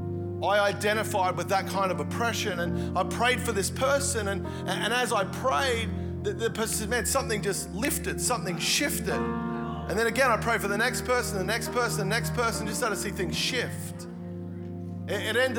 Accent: Melbourne, Victoria, Australia; moved away as an adult; also born or lived in Gold Coast; I actually grew up here in Melbourne

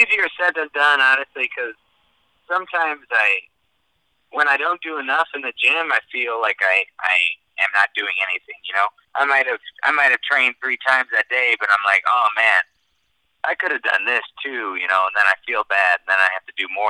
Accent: Chicago, Illinois, United States; I'm from Chicago.

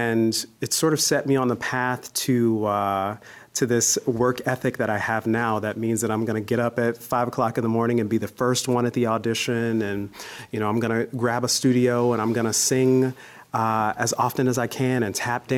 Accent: Gary, Indiana, United States; moved away as an adult; also born or lived in Iowa; I am from Gary, Indiana, Steel Town, USA, smack dab in the middle of the Midwest and home of the …. and, you know, I grew up there singing and performing

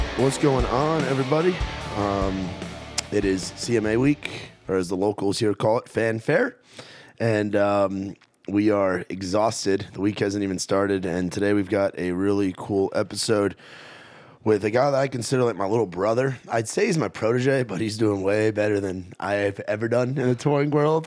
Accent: New York, United States; I'm from New York

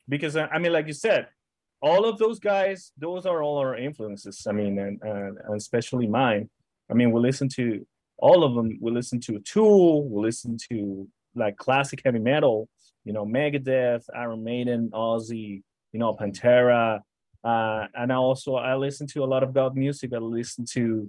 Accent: Caracas, Capital District, Venezuela; English is a second language; now in Los Angeles, United States; I'm originally from Caracas, Venezuela

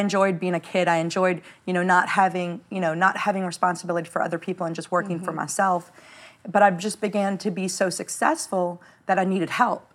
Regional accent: New Orleans, Louisiana, United States; I was nobody from New Orleans, Louisiana

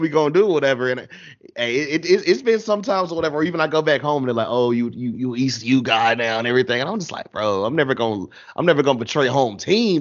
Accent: United States; I was born and raised just Carolina everything.

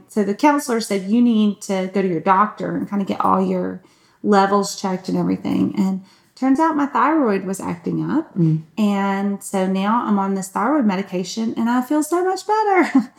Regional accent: Newnan, Georgia, United States; accent: Southern; and I am Southern, so that's the feel. Because I'm from Georgia. I'm actually from Noonan, and I've lived up here long enough that I don't think it comes out all the time

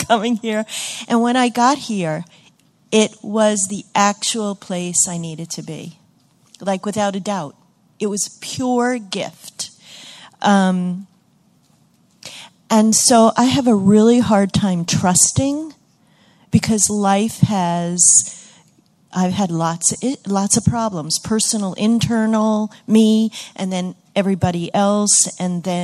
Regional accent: Great Barrington, Massachusetts, United States; I'm from Great Barrington, Massachusetts

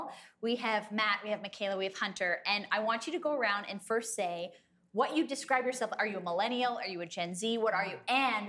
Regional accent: Canada; we're Canadian.

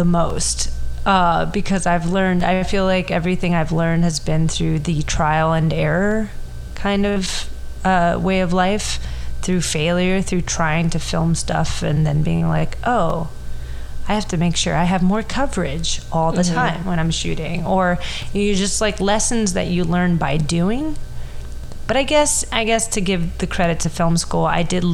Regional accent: Miami, Florida, United States; my hometown

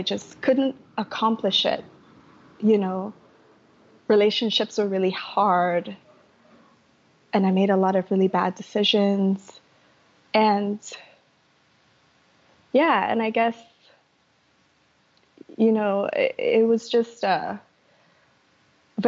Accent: Trinidad & Tobago; moved away as an adult; now in United States; I grew up in Trinidad in the Caribbean and I had a really tough upbringing

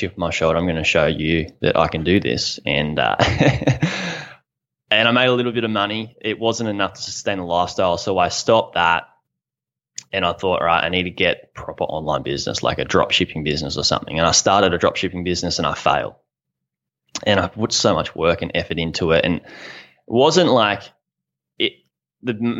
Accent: Australia; I'm from Australia.

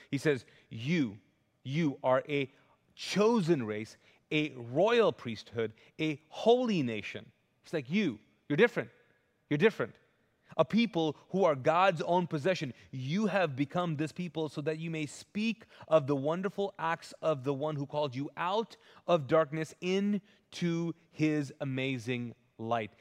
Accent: Kuwait; also born or lived in Pakistan; now in United States; I grew up, I was born and raised in Kuwait, but they don't give out citizenships

